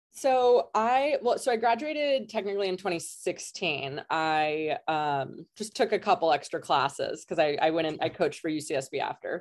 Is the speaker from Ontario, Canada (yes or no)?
no; Kelowna, British Columbia, Canada; moved away as an adult; also born or lived in California; I'm Canadian. I'm from Western Canada. I'm from a town called Kelowna, which is in the interior.